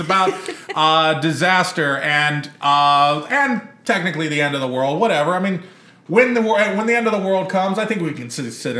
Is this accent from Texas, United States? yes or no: yes; Texas, United States; growing up in Texas